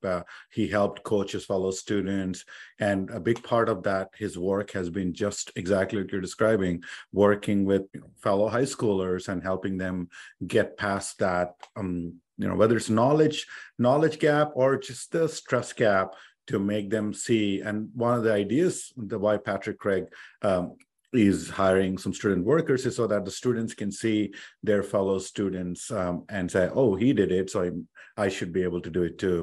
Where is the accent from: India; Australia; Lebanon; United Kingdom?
India; English is a second language; moved away as an adult; I came from India